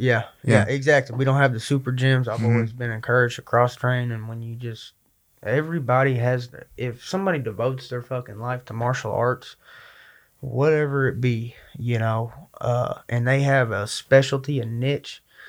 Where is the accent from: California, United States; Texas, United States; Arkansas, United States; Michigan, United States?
Arkansas, United States; From Arkansas.